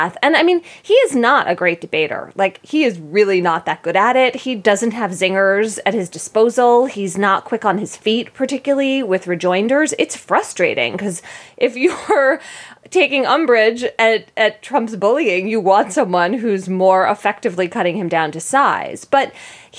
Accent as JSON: {"language": "English", "town": "Philadelphia", "region": "Pennsylvania", "country": "United States", "tie": "born or raised there", "moved": "as an adult", "said": "And I lived in Philadelphia until I went to college."}